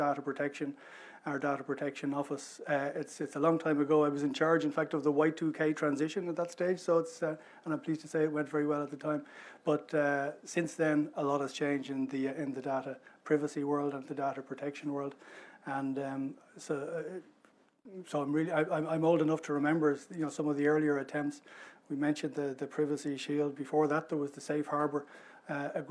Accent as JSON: {"language": "English", "country": "Ireland", "said": "Ireland, we're one of the voices, we're one of the member states that has a voice on this, but we're a small, open trading economy."}